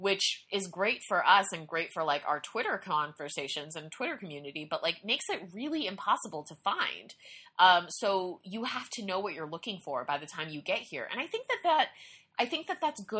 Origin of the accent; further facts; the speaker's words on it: United States; I'm an American.